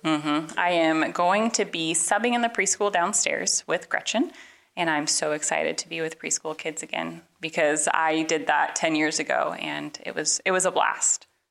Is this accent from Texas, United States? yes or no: no; Portland, Oregon, United States; moved away as an adult; now in Kansas, United States; we are from Portland, Oregon originally